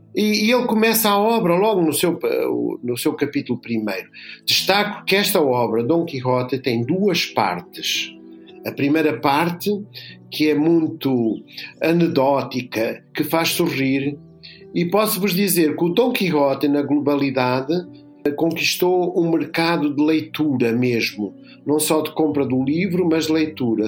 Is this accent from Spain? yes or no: no; Lisbon, Portugal; eu nasci em Lisboa, na freguesia São Bartolomeu do Beato, mas os meus pais eram de uma terra no sul de, de Espanha, na Andaluzia